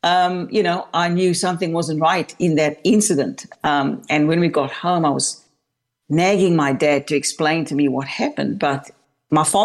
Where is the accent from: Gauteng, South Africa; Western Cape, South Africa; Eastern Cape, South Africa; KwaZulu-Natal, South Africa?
Western Cape, South Africa; Cape Town; I was born and raised in Cape Town, South Africa